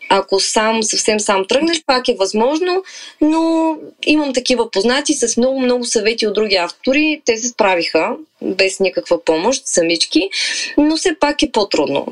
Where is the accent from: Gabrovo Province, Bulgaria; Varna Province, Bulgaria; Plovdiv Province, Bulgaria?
Varna Province, Bulgaria; Varna; also born or lived in Balchik; аз съм живяла, съм родена във Варна, живяла съм в Бълчик известно време, после се преместихме цялото семейство във Варна и съм била много близо до морето като дете